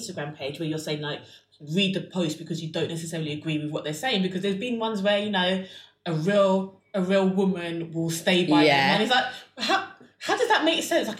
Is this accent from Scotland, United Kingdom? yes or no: no; London, United Kingdom; I'm from South London